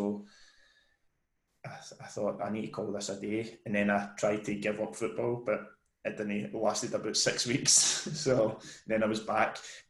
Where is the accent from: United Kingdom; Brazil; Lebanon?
United Kingdom; Barrhead, Scotland; I'm from Barhead.